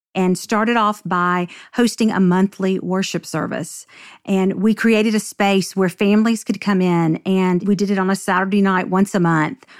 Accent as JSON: {"language": "English", "town": "Nashville", "region": "Tennessee", "country": "United States", "tie": "born or raised there", "said": "I grew up in Nashville and grew up in the Bible Belt"}